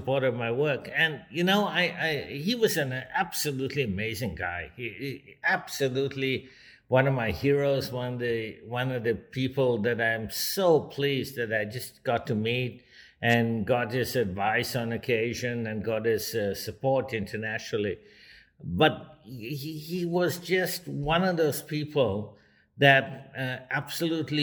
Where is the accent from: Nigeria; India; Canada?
India; moved away; also born or lived in Kolkata, India / Mumbai, India; I grew up in Calcutta and Bombay, as they were then called